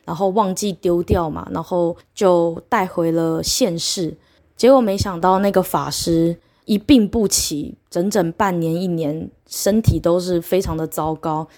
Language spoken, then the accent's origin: Chinese; Taiwan; 我来自台湾